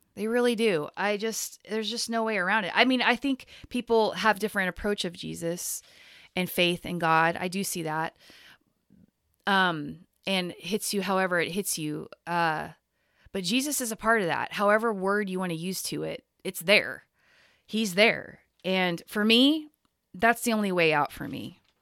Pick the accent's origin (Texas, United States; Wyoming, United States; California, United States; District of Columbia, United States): Texas, United States; now in Portland, United States; the exact same place I grew up in Texas